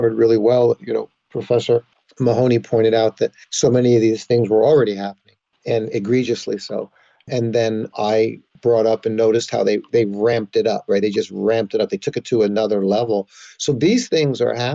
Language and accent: English; Yonkers, New York, United States; moved away as an adult; also born or lived in Los Angeles; as a young boy, we grew up in Yonkers, New York